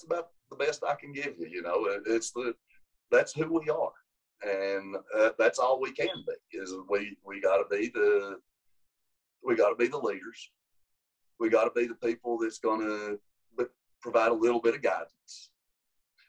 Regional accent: Grundy, Virginia, United States; it's my hometown

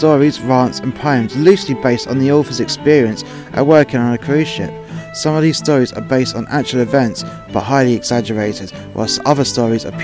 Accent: England, United Kingdom; now in Wales, United Kingdom

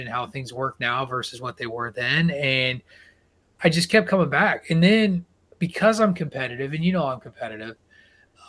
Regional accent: rural Illinois, United States; also born or lived in Connecticut; now in Massachusetts, United States; my roots, I'm a Midwestern, middle of nowhere, Illinois guy. And a lot of these people reminded me of folks from like my hometown

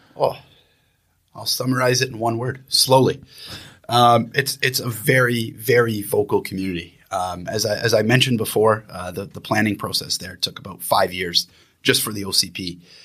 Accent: Niagara area of Southern Ontario, Canada; moved away as an adult; now in Vancouver, Canada; I'm originally from Niagara area of Southern Ontario. Uh, however, I've lived in Vancouver for the past fourteen years

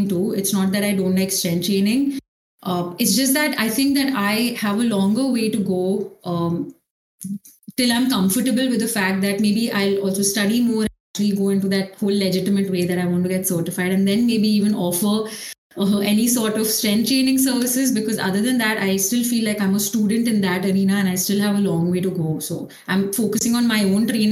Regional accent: Mumbai, Maharashtra, India; I played for a club in Mumbai. So it was YMCA. And then after that, I also got a chance to represent like the states. So I was playing for Maharashtra, like till 11th, 12th

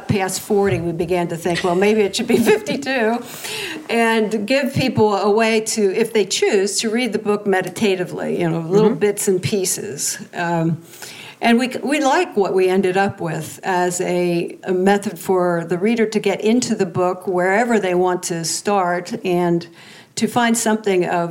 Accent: the East, East Coast, United States; I'm from the East

